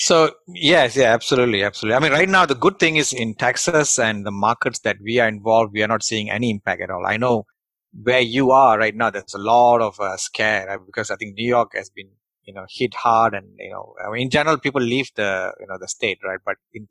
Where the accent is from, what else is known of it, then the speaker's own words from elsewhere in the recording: Malaysia; English is a second language; moved away; who came from Malaysia and English is my third language